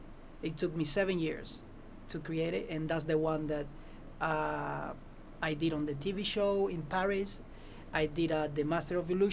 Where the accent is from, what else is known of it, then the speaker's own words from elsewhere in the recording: Cuba; English is a second language; moved away as an adult; now in Las Vegas, United States; I'm from Cuba